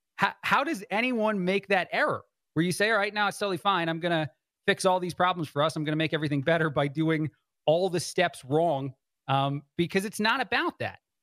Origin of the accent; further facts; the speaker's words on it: New Jersey, United States; I was born in New Jersey from the East Coast